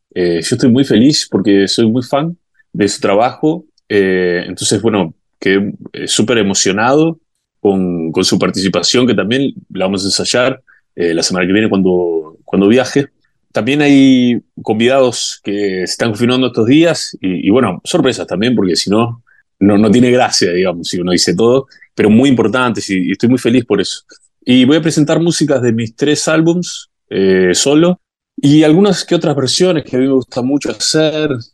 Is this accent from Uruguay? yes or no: yes; Uruguay; moved away as an adult; now in Brazil; yo como uruguayo